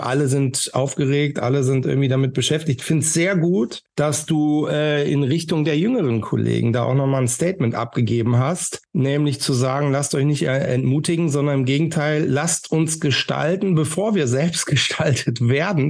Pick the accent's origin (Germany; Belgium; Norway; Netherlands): Germany; Northern Germany; ich bin aus dem Norden